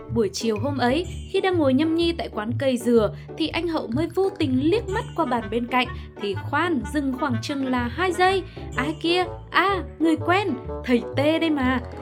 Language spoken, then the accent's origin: Vietnamese; Hanoi, Vietnam; mình lớn lên ở Hà Nội